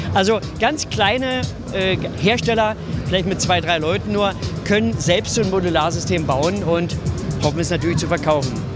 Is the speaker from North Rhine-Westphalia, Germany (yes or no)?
no; Berlin, Germany; ich bin Berliner